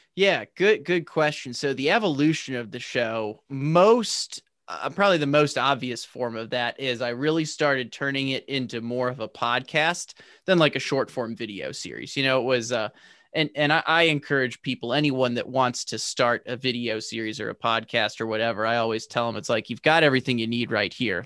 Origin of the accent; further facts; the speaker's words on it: St. Louis, Missouri, United States; I'm from Saint Louis.